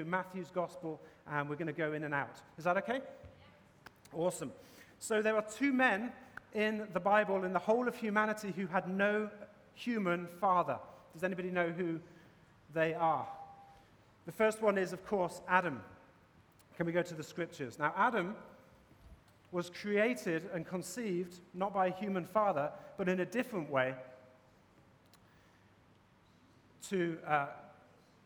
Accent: England, United Kingdom; now in Boston, United States; As you can probably tell from my accent, I'm from England

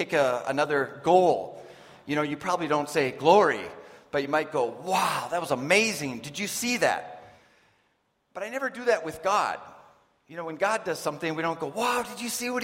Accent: United States; moved away; I'm from the States

